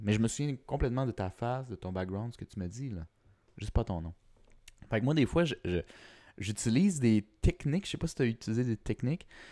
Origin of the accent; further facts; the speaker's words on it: Quebec, Canada; je suis québécois, puis latino